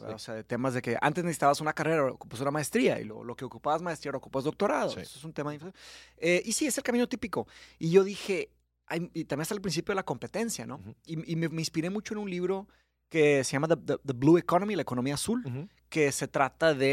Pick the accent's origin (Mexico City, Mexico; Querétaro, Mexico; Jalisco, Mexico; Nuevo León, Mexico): Nuevo León, Mexico; Monterrey; born or raised there; accent: regio; also born or lived in Brazil / São Paulo, Brazil